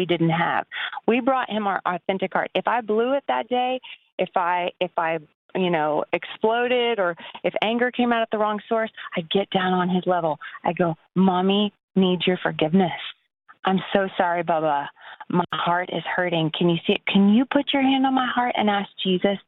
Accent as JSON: {"language": "English", "town": "Lubbock", "region": "Texas", "country": "United States", "tie": "born or raised there", "also_born_or_lived": "Abilene, Texas", "moved": "yes", "said": "I grew up in Lubbock and in Abilene"}